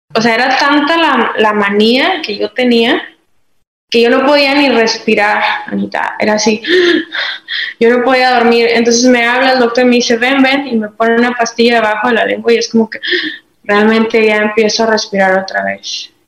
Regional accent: Madera, Chihuahua, Mexico; Soy originaria de Madera, Chihuahua, México

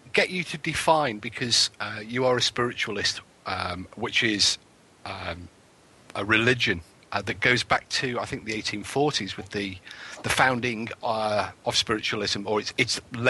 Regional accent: England, United Kingdom; Well, I'm the most Scottish English person you've ever met.

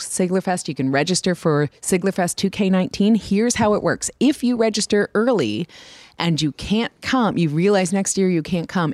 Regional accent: New York City, New York, United States; I grew up in New York City

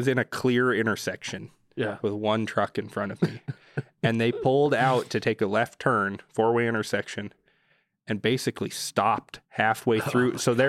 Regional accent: United States; You know, I'm pretty American.

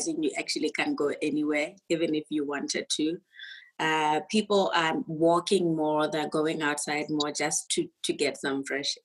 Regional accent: Botswana; moved away; I'm actually not from SA. I'm from Botswana

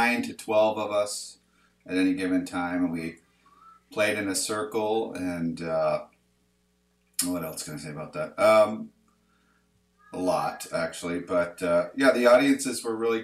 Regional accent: Salt Lake City, Utah, United States; moved away as an adult; also born or lived in Sunnyside, Washington; now in Washington, United States; I was born here in Sunnyside and moved down to Salt Lake as a child and came back when I was 21 to become a rock star

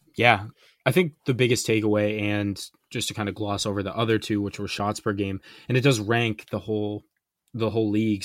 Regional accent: United States; as an American

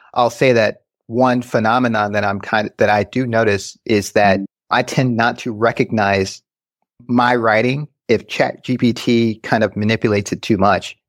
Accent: Westland, Michigan, United States; also born or lived in Grand Rapids, Michigan; Went to school in Westland

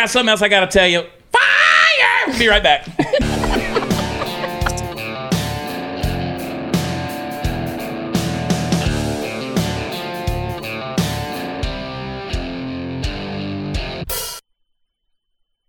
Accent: the South, Georgia, United States; moved away; I'm from the South. I talk about the South. I give it a hard time. I had to leave Georgia to get away from the family business of meth

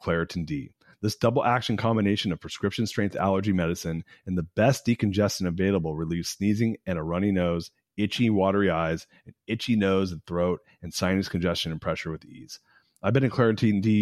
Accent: Austin, Texas, United States; I was born here and then left here at 12 months and then came back at 18 months. But so I was raised here

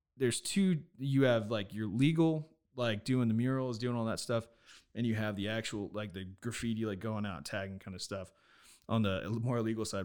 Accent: Nevada, United States; I'm from Nevada

